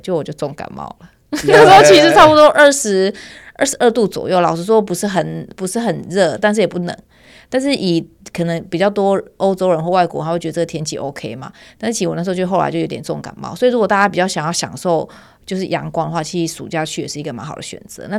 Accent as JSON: {"language": "Chinese", "country": "Turkey", "tie": "born or raised there", "second_language": "Chinese", "said": "也是宣传一下土耳其，我的家乡。"}